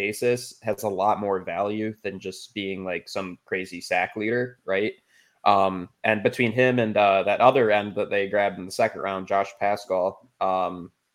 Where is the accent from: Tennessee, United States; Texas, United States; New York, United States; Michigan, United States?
Michigan, United States; Detroit; We are all from Detroit